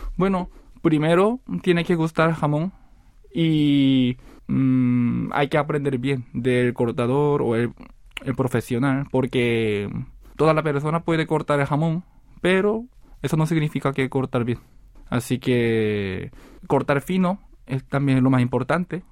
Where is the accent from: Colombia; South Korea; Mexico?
South Korea; Spanish is a second language; also born or lived in Seville, Spain; montar un negocio de jamón en mi país